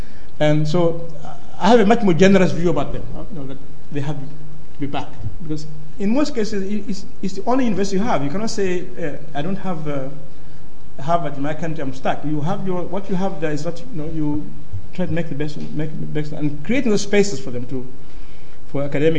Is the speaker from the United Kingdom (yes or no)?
no; Malawi; I'm from Malawi, it's a very poor country